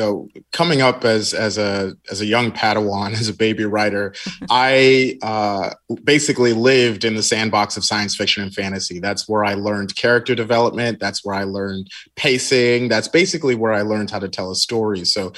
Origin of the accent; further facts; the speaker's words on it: Nigeria; I'm just Nigerian. That's really what it boils down to.